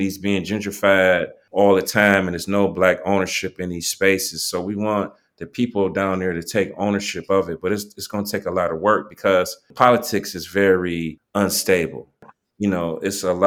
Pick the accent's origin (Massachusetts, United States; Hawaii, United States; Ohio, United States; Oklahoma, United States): Ohio, United States; East Cleveland; I'm from East Cleveland.